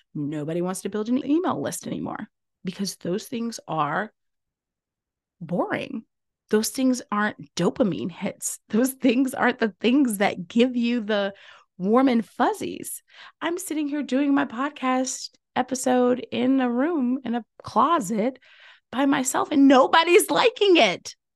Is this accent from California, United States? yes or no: no; Louisiana, United States; I'm from Louisiana